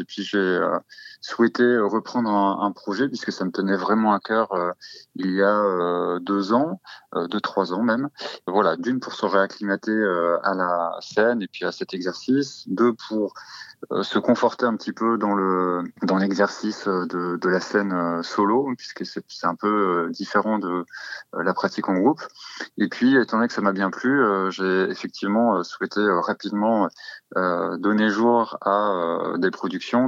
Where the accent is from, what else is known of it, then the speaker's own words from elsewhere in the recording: Normandy, France; je, suis euh, normand et là où j'ai grandi